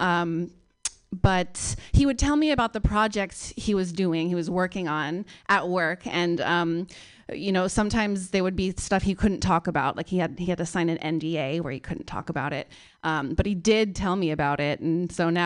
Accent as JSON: {"language": "English", "town": "Palo Alto", "region": "California", "country": "United States", "also_born_or_lived": "New York", "moved": "yes", "said": "I moved here about 2 years ago from New York, but I'm from Palo Alto originally."}